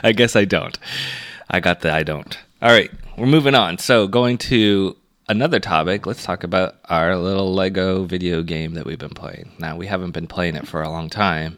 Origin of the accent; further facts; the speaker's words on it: Toronto, Ontario, Canada; as a Canadian or as a Torontonian or as an Ontarian